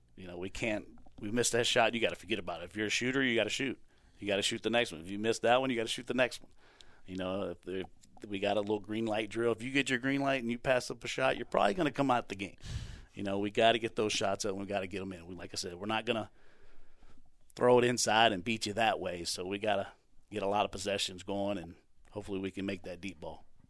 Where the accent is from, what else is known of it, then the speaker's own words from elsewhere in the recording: Chesapeake, Virginia, United States; moved away as an adult; now in Mount Olive, United States; I grew up in Chesapeake, Virginia Beach, Hampton Roads